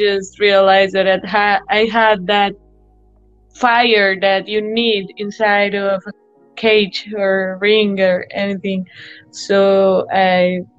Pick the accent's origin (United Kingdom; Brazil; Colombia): Colombia; Medellin, Antioquia; now in United States; It's very different from being here. Like right now, I'm in US and I could spend some time living here too.